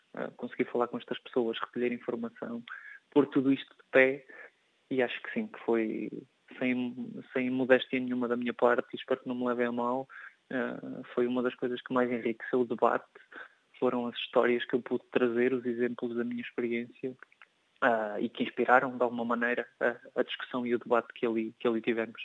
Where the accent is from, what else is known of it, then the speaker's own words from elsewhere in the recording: Portugal; enquanto europeu e enquanto português